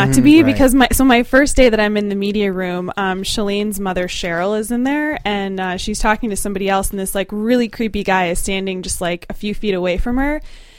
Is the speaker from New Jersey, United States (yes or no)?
yes; New Jersey, United States; moved away; I'm from New Jersey.